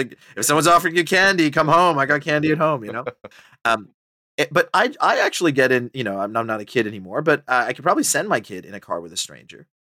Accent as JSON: {"language": "English", "country": "Botswana", "tie": "born or raised there", "also_born_or_lived": "Sri Lanka / Papua New Guinea / Australia / Canada", "lives_now": "United Kingdom", "said": "so my family's from Sri Lanka. I left when I was like 2 years old. I grew up in Botswana. I've lived in Papua New Guinea. I've lived in Australia. I've lived in, you know, Canada, the United States, and now the UK."}